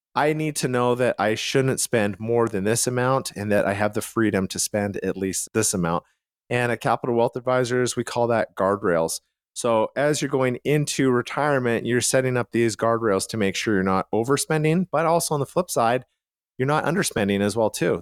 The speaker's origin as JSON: {"language": "English", "town": "Calgary", "region": "Alberta", "country": "Canada", "tie": "born or raised there", "said": "where I grew up in Calgary, Canada, a lot of the homes were, like, bungalows"}